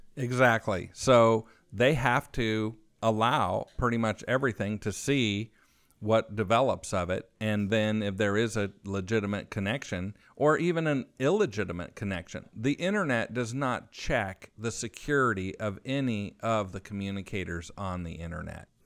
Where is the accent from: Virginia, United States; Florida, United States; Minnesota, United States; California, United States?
California, United States; moved away as an adult; now in Austin, United States; my home state of California, where my family has been since the mid eighteen hundreds, just south of Monterey, on the Monterey coast